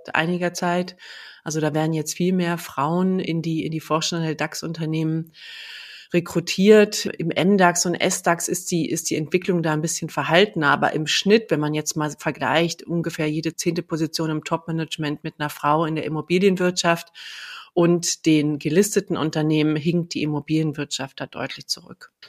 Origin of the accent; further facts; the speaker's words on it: Berlin, Germany; ich bin ja in, in Ostberlin geboren.